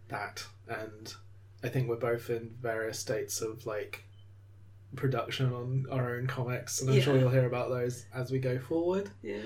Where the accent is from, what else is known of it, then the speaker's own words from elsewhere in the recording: United Kingdom; now in London, United Kingdom; we are British and in the UK and London.